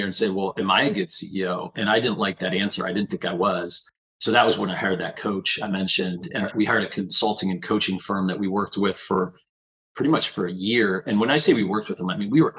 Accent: Perrysburg, Ohio, United States; moved away as an adult; I grew up in Perrysburg, Ohio, which is kind of a blue-collar town

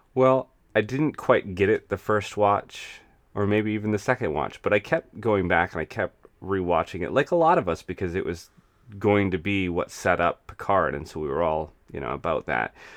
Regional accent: United States; growing up in the United States

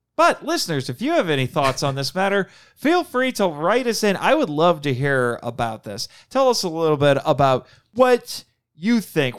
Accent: Indiana, United States; I'm from Indiana

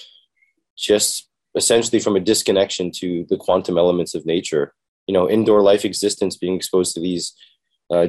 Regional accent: Toronto, Ontario, Canada; I was born and raised in Canada, Toronto.

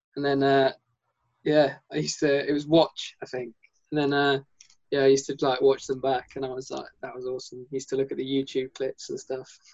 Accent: England, United Kingdom; I'm from England.

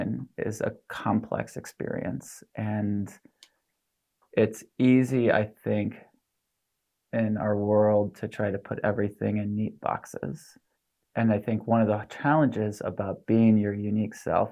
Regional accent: La Crosse, Wisconsin, United States; moved away; my hometown, La Crosse, Wisconsin

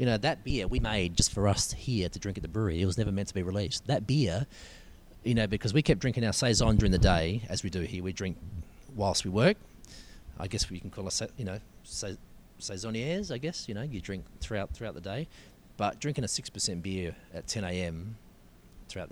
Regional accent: Adelaide, South Australia, Australia; moved away as an adult; now in Victoria, Australia; I grew up in Adelaide

